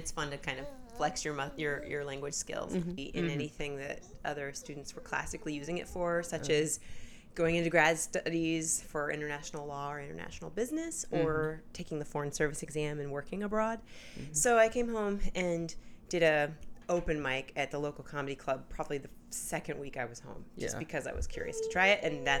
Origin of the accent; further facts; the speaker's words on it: Indianapolis, Indiana, United States; moved away as an adult; also born or lived in Washington, D.C.; now in New York, United States; I'm from Indianapolis, Indiana. Oh, okay. And I grew up there, and I moved to New York right after college. So I went to school in D.C. and then came out to New York right after college, and I've been here ever since.